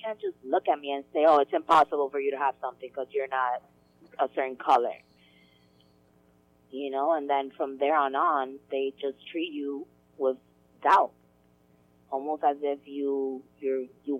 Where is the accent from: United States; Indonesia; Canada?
United States; New York; also born or lived in Dominican Republic; I was born here in New York